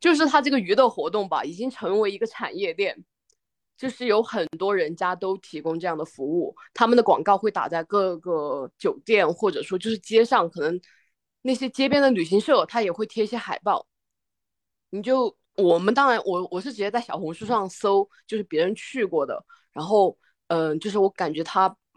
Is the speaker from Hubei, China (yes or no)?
no; Guizhou, China; 作为一个贵州人，在贵州从来没有漂流过